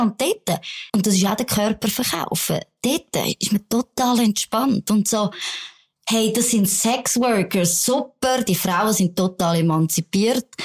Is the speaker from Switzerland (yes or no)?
yes; Bern, Switzerland; now in Zürich, Switzerland; gib dir Asyl als Berner Migrantin in Zürich